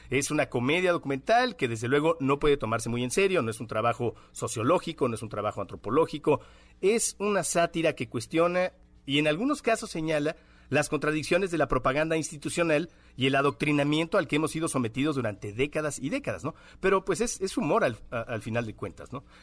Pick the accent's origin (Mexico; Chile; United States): Mexico; Pensar que, no, hay, todos los mexicanos somos individuos, las mexicanas